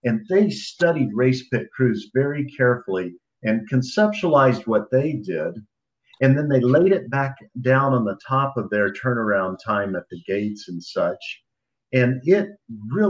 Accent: Dallas, Texas, United States; Dallas, Texas, my hometown

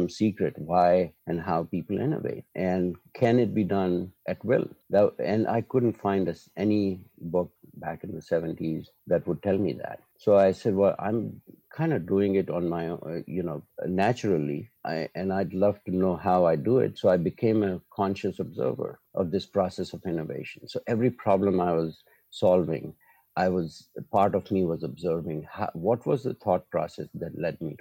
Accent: Hyderabad, Telangana, India; I was born and brought up in India, in Hyderabad, which is a city in the center of India, and went to school there, high school.

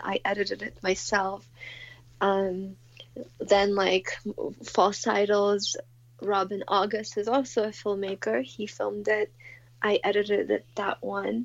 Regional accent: Moscow, Russia; moved away; I grew up in Moscow, so it's, like, part of the culture

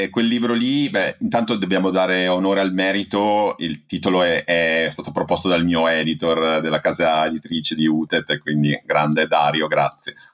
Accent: Emilia-Romagna, Italy; Eh, io sono emiliano e abito, diciamo, tra Modena e Bologna, nella campagna emiliana.

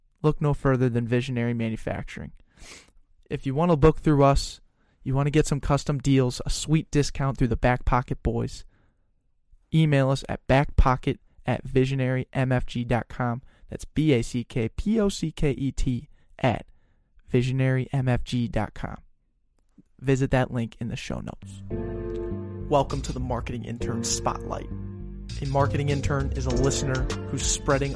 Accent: Denver, Colorado, United States; now in Minnesota, United States; I'm from Denver

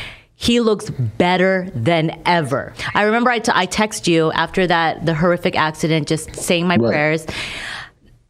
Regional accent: Philippines; I'm Filipino

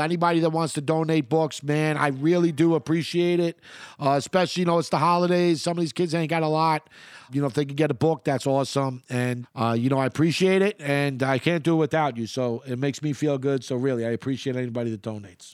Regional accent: New York City, New York, United States; moved away; I grew up in Queens during the eighties and the early

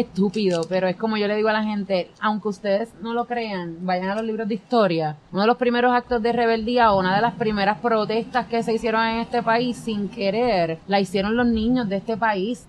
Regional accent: San Juan, Puerto Rico; yo soy del, yo soy del San Juan

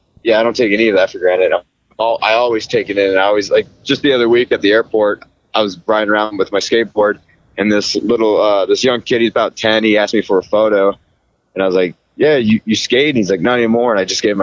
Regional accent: Seattle, Washington, United States; I grew up in Seattle my whole life

